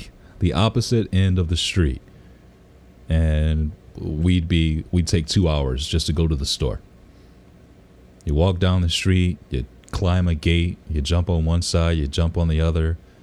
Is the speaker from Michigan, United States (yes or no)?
yes; Detroit, Michigan, United States; I grew up in Detroit